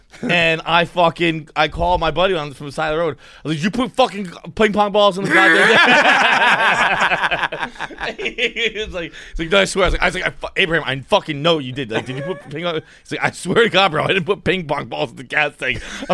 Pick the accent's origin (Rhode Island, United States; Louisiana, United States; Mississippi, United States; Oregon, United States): Rhode Island, United States; Portsmouth; This was in Portsmouth, Rhode Island.